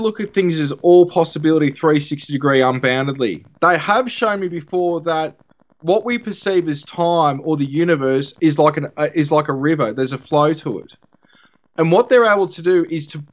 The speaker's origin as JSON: {"language": "English", "town": "Albury", "region": "New South Wales", "country": "Australia", "moved": "as an adult", "lives_now": "Rutherglen, Australia", "said": "I'm originally from Albury, which is about 40 minutes away."}